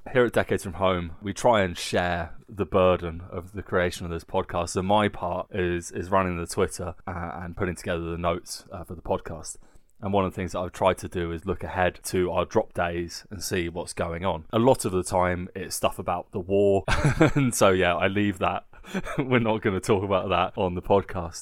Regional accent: England, United Kingdom; accent: painfully English; now in Nuremberg, Germany; I sound so painfully English

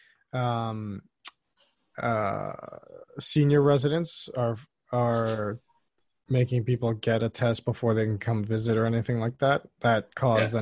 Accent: Bahamas; growing up in Bahamas

